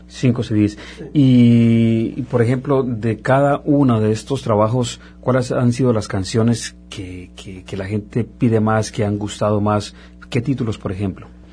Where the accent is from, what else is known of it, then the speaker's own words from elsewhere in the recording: Colombia; now in Montreal, Canada; en mi caso colombiano, nos encanta también la música mexicana